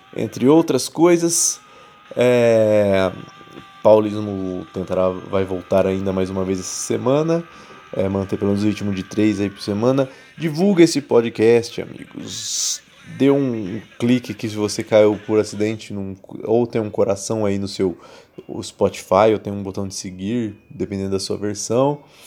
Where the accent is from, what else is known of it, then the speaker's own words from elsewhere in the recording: interior of São Paulo, Brazil; moved away as an adult; now in São Paulo, Brazil; eu sou do interior de São Paulo, onde que antes se plantava café. Hoje é impossível plantar qualquer coisa que não seja cana na minha cidade